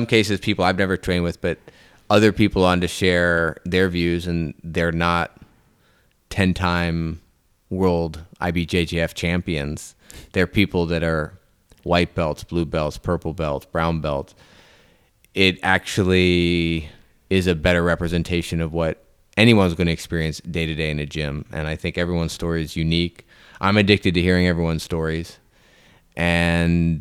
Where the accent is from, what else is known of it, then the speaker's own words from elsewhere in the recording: Northeast, United States; now in Orlando, United States; Up north, when I grew up in the Northeast